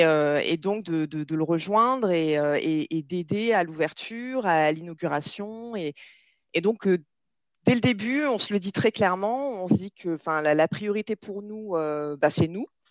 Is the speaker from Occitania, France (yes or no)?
yes; Nîmes, Occitania, France; also born or lived in Montpellier; now in Marseille, France; je suis là à Marseille, mais j'ai grandi à Nîmes